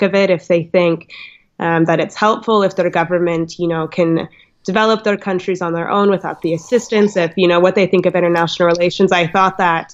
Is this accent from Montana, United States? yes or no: yes; Montana, United States; I'm from Montana.